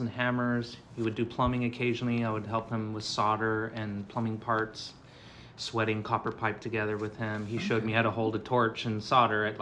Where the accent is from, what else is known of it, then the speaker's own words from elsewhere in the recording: Chula Vista, California, United States; I grew up in Chula Vista, California